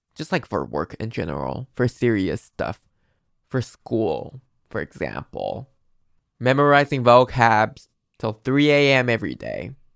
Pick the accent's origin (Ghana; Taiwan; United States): Taiwan; English is a second language; I'm from Taiwan